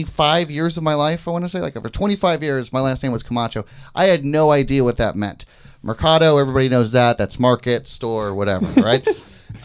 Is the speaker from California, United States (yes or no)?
yes; California, United States; I'm from a state that treats homosexual people with dignity and respect